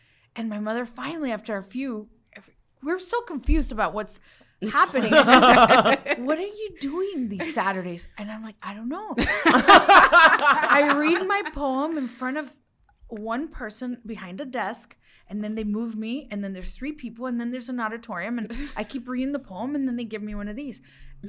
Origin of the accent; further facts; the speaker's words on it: Los Mochis, Sinaloa, Mexico; born there; I was born in Los Mochis, Sinaloa, land of the sea turtles.